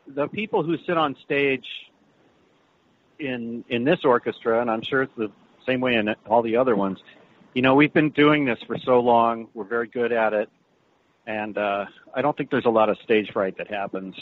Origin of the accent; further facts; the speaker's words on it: Boulder, Colorado, United States; I grew up in Boulder, Colorado